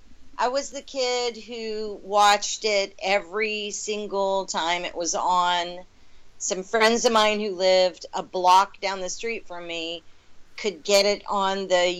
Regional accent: Asheville, North Carolina, United States; I'm from Asheville, North Carolina. And that's where I grew up.

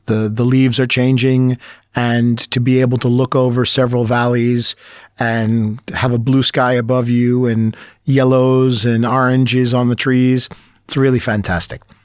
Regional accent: Brooklyn, New York, United States; moved away as an adult; now in Bratislava, Slovakia; I'm a city boy primarily. I'm from Brooklyn

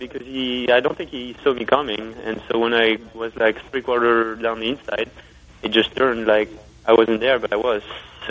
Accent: Le Mans, Pays de la Loire, France; moved away; Le Mans is obviously going to be very special because, you know, it's my hometown.

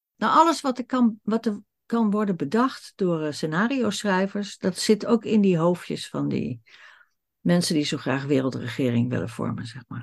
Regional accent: Netherlands; wij Nederlanders

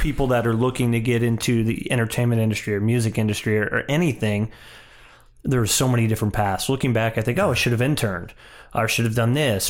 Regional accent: St. Louis, Missouri, United States; I'm from a smaller area, I'm from Saint Louis

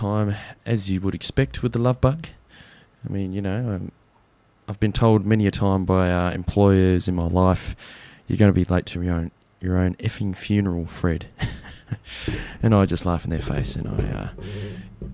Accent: Australia; accent: bogan; our true great country

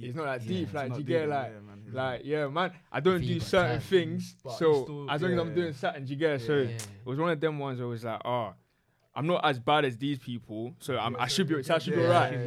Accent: London, United Kingdom; also born or lived in Ghana; I came to London when I was, year one? Lived in the same house since 2005

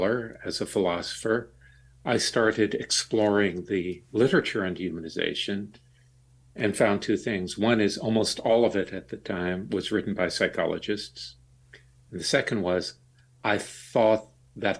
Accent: Deep South, United States; I grew up in the Deep South during the Jim Crow era

